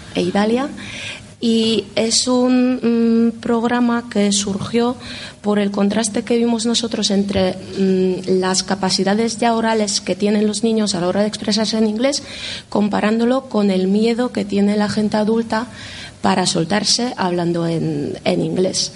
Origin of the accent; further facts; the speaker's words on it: Poland; now in Spain; De Polonia